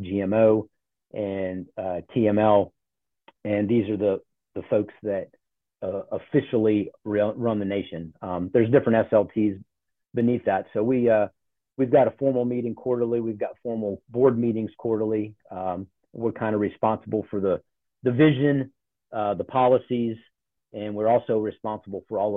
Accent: Charlotte, North Carolina, United States; also born or lived in Ohio; I grew up in Charlotte. So I claim the South.

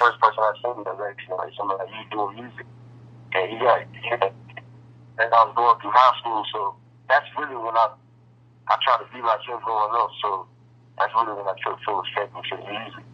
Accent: Roxboro, North Carolina, United States; I'm from the Rock, Rocksboro, North Carolina.

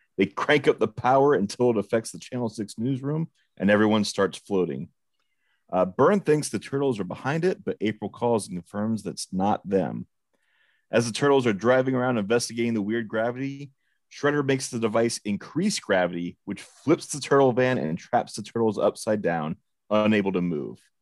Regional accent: Nebraska, United States; I'm from, from Nebraska, where we pronounce things

